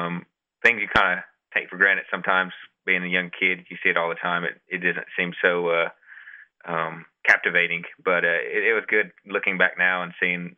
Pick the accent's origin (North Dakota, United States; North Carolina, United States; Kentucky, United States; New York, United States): North Carolina, United States; Big Cove, Qualla Boundary; I grew up in the Big Cove community up here on the Quad Boundary. It's kind of a very isolated community out in the outskirts closer to the Tennessee border. Grew up there, I guess, amongst the mountains